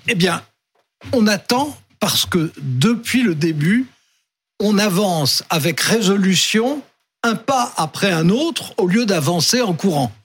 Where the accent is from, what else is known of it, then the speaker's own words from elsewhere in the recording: France; comme on est français